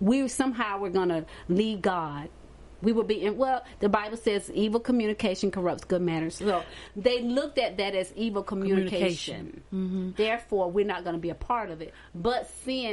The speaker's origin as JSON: {"language": "English", "town": "Hartsville", "region": "South Carolina", "country": "United States", "said": "I'm from Artsville, South Carolina"}